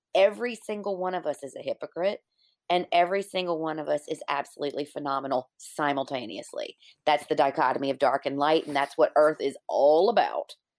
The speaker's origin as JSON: {"language": "English", "region": "Virginia", "country": "United States", "tie": "born or raised there", "said": "my hometown in Virginia"}